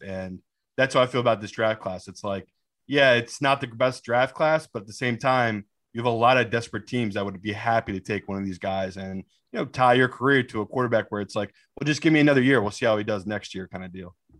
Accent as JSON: {"language": "English", "region": "England", "country": "United Kingdom", "tie": "born or raised there", "also_born_or_lived": "Miami, United States", "said": "my mom swooped me back to England"}